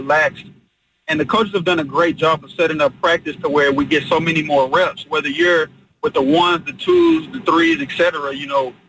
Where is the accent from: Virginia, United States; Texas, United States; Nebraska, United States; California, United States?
Texas, United States; Born and raised in Texas